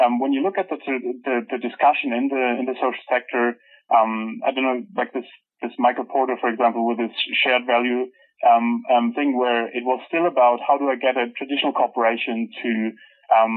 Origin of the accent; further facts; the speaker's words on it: Germany; moved away; I'm from Germany